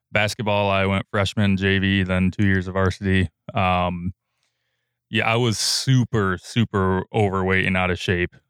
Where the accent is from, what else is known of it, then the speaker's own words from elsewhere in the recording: Sparta, United States; I'm from Sparta, so I, I went to Sparta High School